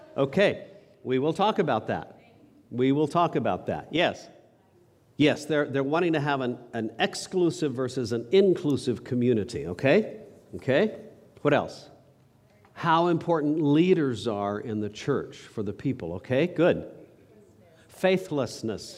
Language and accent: English; New Mexico, United States; I grew up in New Mexico